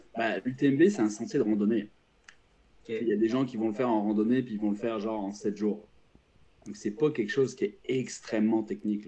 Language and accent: French; France; now in Quebec, Canada; je suis français, j'ai vécu en France longtemps